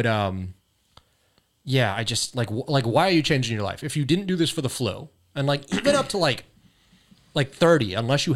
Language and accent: English; California, United States; Family from Laos. Live in California my whole life